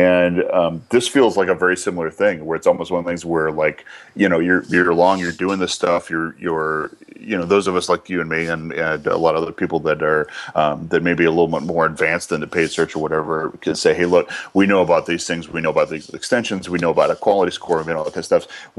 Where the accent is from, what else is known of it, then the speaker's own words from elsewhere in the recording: Scotland, United Kingdom; So it's a good thing I'm Scottish, so I can keep up with you.